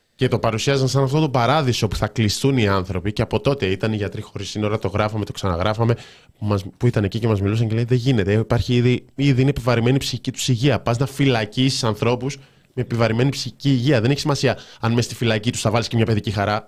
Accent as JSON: {"language": "Greek", "town": "Thessaloniki", "region": "Central Macedonia", "country": "Greece", "said": "την πόλη μου, τη Θεσσαλονίκη μου"}